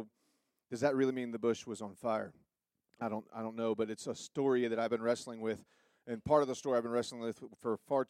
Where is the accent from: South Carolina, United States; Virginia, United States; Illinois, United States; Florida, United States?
South Carolina, United States; I'm from South Carolina